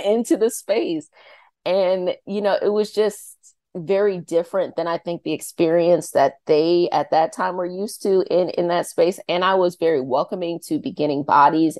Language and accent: English; Arlington, Virginia, United States; I'm from Arlington, Virginia